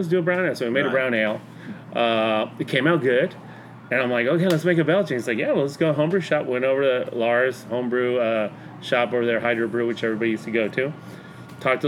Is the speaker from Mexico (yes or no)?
yes; Mexico; moved away as an adult; I grew up in Mexico. I went to high school in Mexico, middle school, elementary school in Mexico